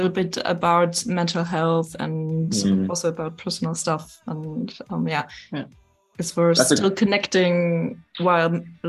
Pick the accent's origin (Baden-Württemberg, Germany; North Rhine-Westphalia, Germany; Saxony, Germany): Saxony, Germany; Leipzig; 24 and 28 years old. And we're from Germany, from kind of different cities. Alissa is from Hamburg and I'm from Leipzig.